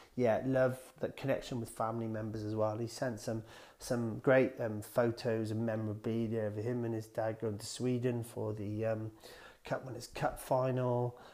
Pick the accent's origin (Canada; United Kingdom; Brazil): United Kingdom; Wales; I'm from Welsh, very proud of being Welsh